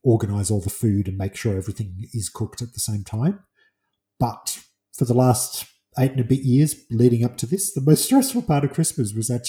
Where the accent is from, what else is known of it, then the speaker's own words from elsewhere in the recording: England, United Kingdom; being English